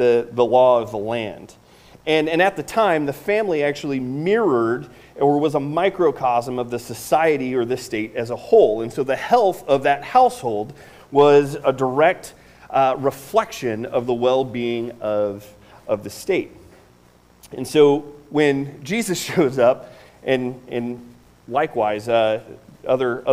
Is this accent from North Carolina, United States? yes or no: no; Northeast Indiana, United States; I grew up in Northeast Indiana. I'm from Northeast Indiana